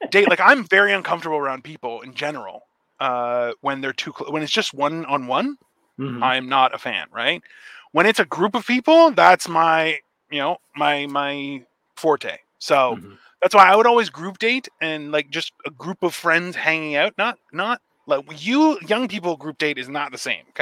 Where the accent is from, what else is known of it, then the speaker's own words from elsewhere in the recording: United Kingdom; I'm a Brit.